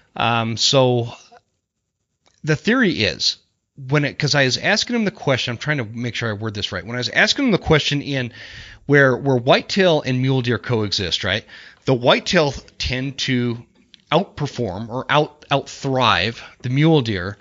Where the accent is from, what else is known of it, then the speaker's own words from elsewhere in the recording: Utah, United States; I grew up in Utah